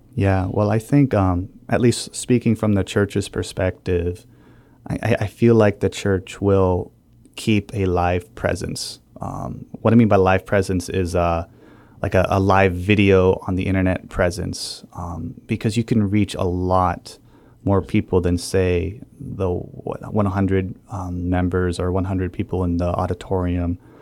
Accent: New Hampshire, United States; moved away; I'm from New Hampshire

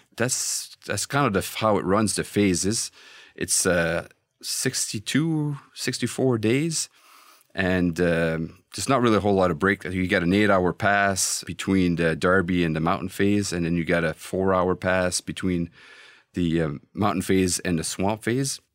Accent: Canada; as a Canadian

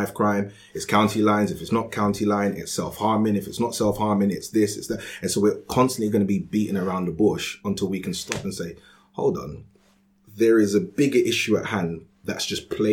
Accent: London, United Kingdom; I grew up in Peckham in Southeast London

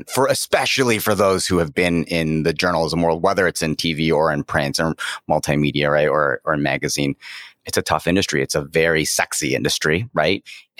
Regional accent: Cleveland, Ohio, United States; also born or lived in China; I was born and raised in Cleveland, Ohio, son of immigrants from Taiwan, and in a working class family

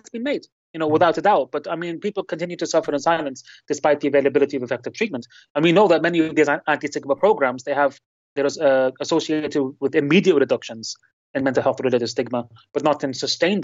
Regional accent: Lebanon; now in United Kingdom; my hometown in Lebanon

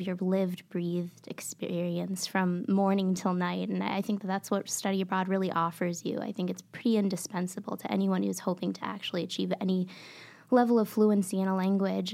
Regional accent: Maputo, Mozambique; now in Michigan, United States; I was born and raised in Maputo, Mozambique, in southeastern Africa.

